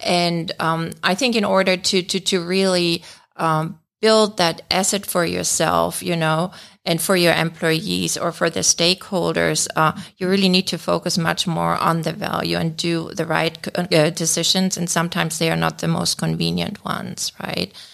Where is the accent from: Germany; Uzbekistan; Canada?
Germany; moved away as an adult; now in United States; I'm born and raised in Germany, uh, but we've been living here in the States for over twenty years